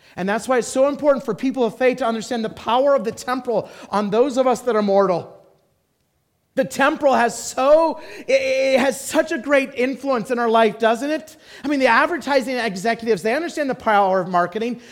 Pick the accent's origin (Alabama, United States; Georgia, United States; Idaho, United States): Idaho, United States; moved away; I loved growing up in Idaho